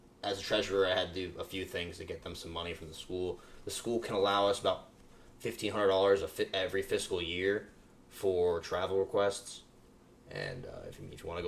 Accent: Pompano Beach, Florida, United States; I grew up in Pompano

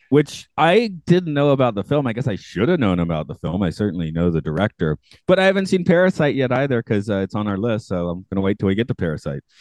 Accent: United States; I'm an American

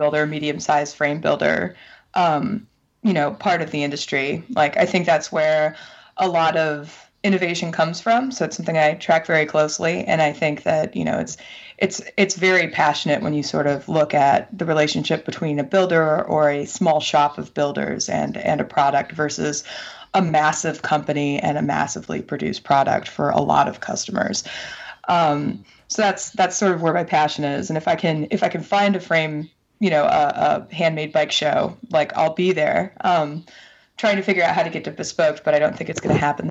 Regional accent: Minneapolis, Minnesota, United States; we're from Minneapolis

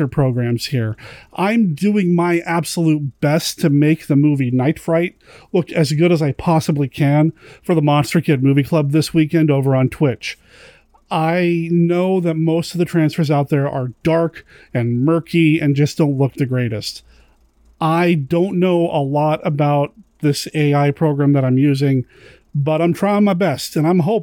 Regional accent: Tucson, Arizona, United States; moved away; I was born in Tucson

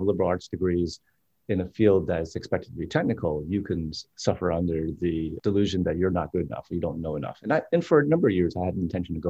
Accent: New Jersey, United States; I'm from New Jersey

